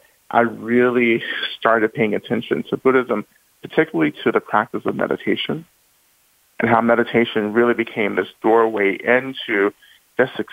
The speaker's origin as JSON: {"language": "English", "town": "Rome", "region": "Georgia", "country": "United States", "tie": "born or raised there", "said": "I was born in North Georgia, in Rome, Georgia"}